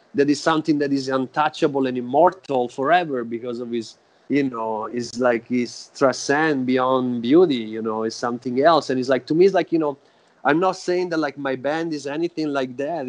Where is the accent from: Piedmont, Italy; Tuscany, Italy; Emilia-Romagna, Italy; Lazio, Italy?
Tuscany, Italy; Florence; now in Oakland, United States; I was born in Florence, in Italy.